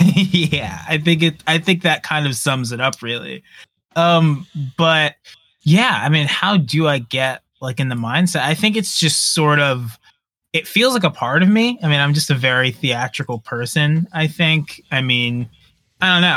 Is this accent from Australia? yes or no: no; New York, United States; I'm from New York